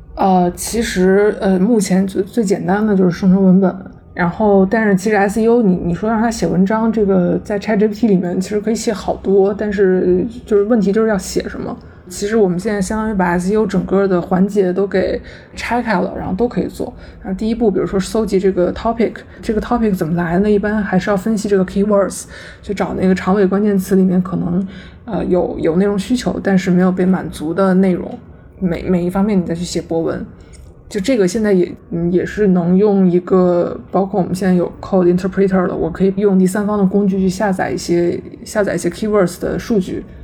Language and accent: Chinese; China; 我们作为中国人